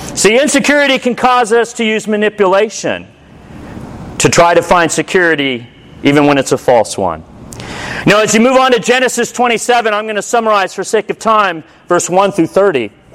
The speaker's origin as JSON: {"language": "English", "country": "United States", "said": "I'm a disciple who's American."}